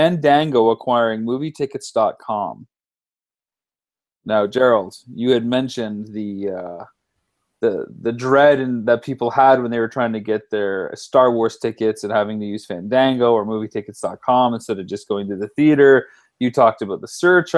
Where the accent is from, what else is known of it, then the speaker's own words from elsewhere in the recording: London, Ontario, Canada; my hometown